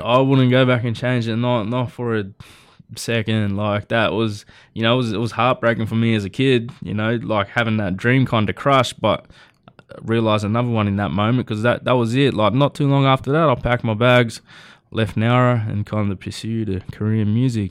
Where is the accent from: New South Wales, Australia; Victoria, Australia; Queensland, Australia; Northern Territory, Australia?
New South Wales, Australia; Nowra; I was born and raised in Nowra, uh, you know, little, little coastal town outside of Sydney